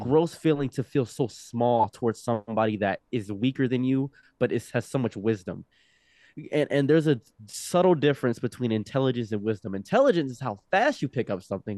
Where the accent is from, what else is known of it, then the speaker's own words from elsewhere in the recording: Egypt; now in United States; I was born in Egypt